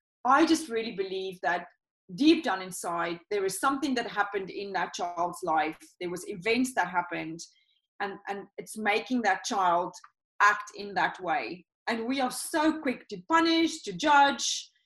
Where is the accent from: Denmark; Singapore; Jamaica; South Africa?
South Africa; moved away; I come originally from South Africa